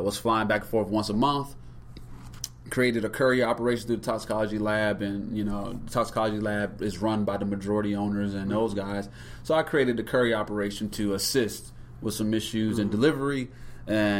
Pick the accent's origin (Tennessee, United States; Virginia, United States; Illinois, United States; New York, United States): Virginia, United States; Norfolk; also born or lived in Ohio; I am originally from Norfolk, Virginia. I was raised there, was born in Ohio